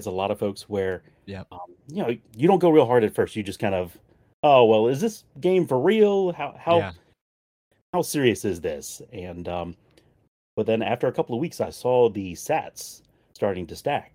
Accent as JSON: {"language": "English", "area": "near Annapolis", "region": "Maryland", "country": "United States", "said": "I'm down in Maryland in the U.S., specifically near the Annapolis area."}